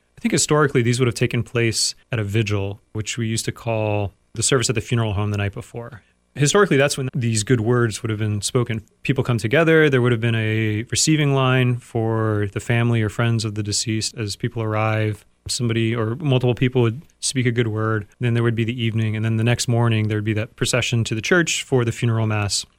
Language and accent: English; United States